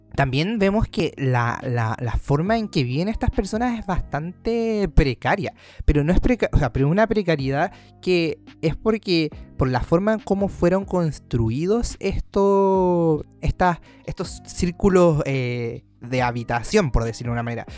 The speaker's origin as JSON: {"language": "Spanish", "country": "Chile", "said": "en un sector tan recóndito de nuestro país"}